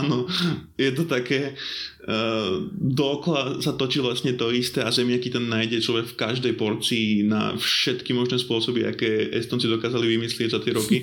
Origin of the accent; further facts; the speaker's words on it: Poprad, Prešov Region, Slovakia; Ja som z Popradu